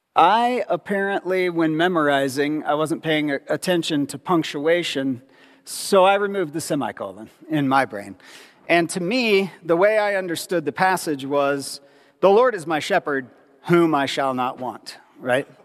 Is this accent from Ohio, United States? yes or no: yes; Ohio, United States; I grew up in Ohio, which is the middle of nowhere